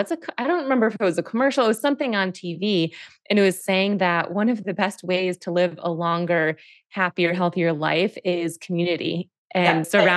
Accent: near Buffalo, New York, United States; I grew up near Buffalo, New York, so also very cold.

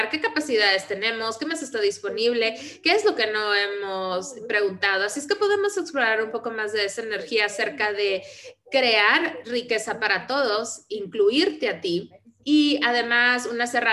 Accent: Vienna, Austria; Spanish is a second language; esto lo veo donde yo crecí, porque soy de Viena, de Austria, de un país socialista, como todo Europa

